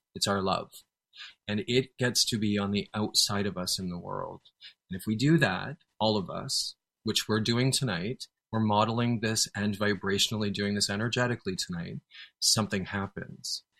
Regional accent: Canada; I'm a Canadian

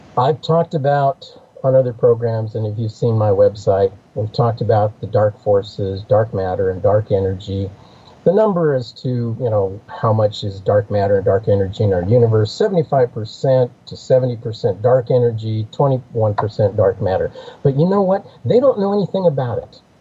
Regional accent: United States; I grew up in the Apache world.

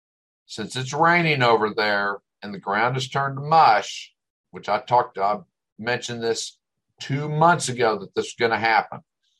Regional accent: Northern United States, United States; I mean, look at our Civil War. We didn't have, as a Northerner, we didn't have a successful campaign and battle until Gettysburg.

